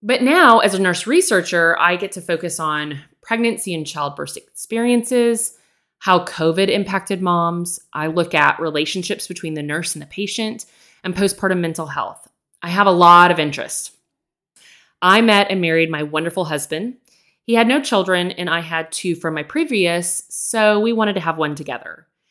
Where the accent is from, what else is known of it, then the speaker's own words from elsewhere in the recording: Texas, United States; I grew up in Texas, born and raised, still here today